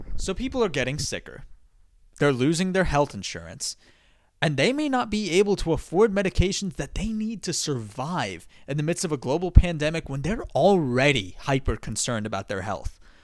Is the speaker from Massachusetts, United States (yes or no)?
yes; Massachusetts, United States; My home state of Massachusetts